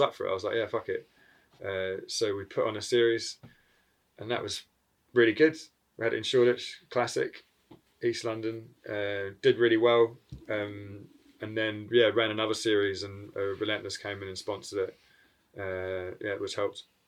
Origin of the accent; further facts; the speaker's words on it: New Zealand; moved away; I'm from New Zealand originally, and then so I go back to that side of the world quite regularly